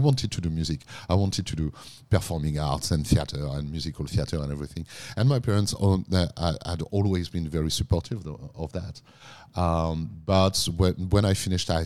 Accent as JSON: {"language": "English", "area": "countryside near Reims", "region": "Grand Est", "country": "France", "tie": "born or raised there", "also_born_or_lived": "Paris", "moved": "as an adult", "lives_now": "Australia", "said": "I was born in Paris, but I grew up in the countryside, in the northeast of France, close to the Champagne region, close to Reims."}